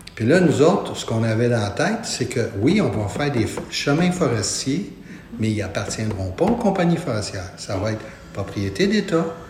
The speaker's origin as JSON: {"language": "French", "town": "Montreal", "region": "Quebec", "country": "Canada", "tie": "born or raised there", "said": "Je suis un natif de Montréal, de la petite patrie"}